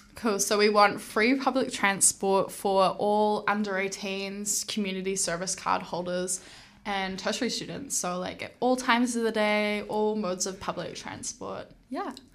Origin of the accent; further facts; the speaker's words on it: Hamilton, Waikato, New Zealand; moved away as an adult; now in Wellington, New Zealand; I am born and raised in Hamilton